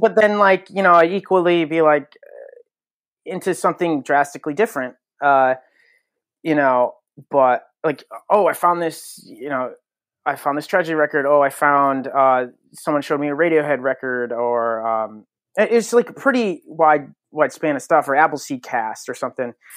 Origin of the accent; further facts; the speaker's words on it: Connecticut, United States; born and raised in Connecticut